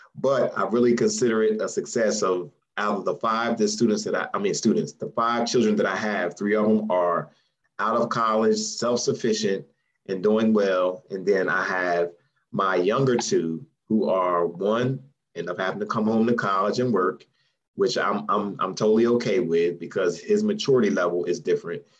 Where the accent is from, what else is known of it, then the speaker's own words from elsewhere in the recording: Salem, New Jersey, United States; moved away; also born or lived in North Carolina; I'm originally from Salem, New Jersey, small town in South Jersey.